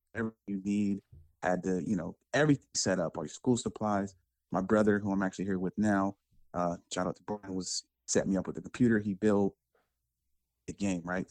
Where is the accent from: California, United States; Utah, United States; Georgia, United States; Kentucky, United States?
California, United States; Sacramento; now in San Jose, United States; born in the Bay in San Jose, California. Moved to Sacramento with the family when I was probably like seven. So I got a little bit of the Bay there, a lot of Sacramento, Northern California to the death.